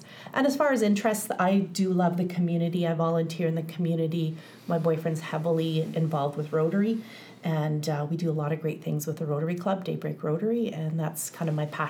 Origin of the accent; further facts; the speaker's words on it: British Columbia, Canada; I'm born and raised in British Columbia and in Kamloops for the last 14 years